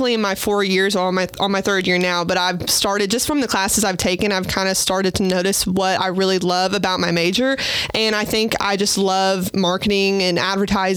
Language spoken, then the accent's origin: English; Owensboro, Kentucky, United States; I'm from here. I'm from Owensboro